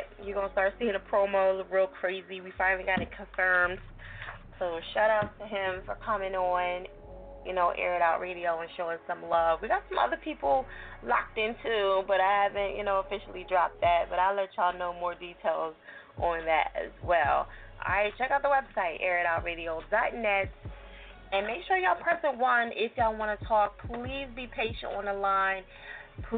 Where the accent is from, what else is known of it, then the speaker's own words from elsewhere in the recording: New Jersey, United States; I'm from Jersey